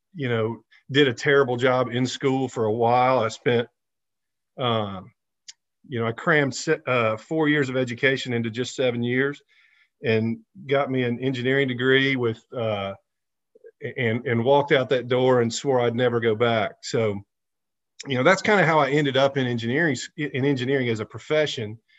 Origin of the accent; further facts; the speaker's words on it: Center Point, Alabama, United States; I grew up over in Centerpoint, went to Hewitt Trustful High School here locally